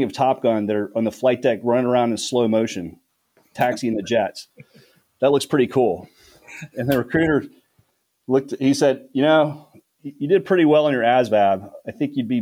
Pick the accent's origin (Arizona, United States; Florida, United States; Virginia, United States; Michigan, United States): Virginia, United States; Richmond; moved away as an adult; I'm from Richmond, Virginia, and graduated high school